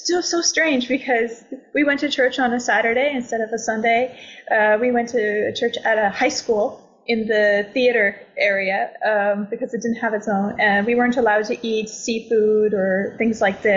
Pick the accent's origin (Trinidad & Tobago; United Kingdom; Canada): Canada; now in Portugal; I'm from Canada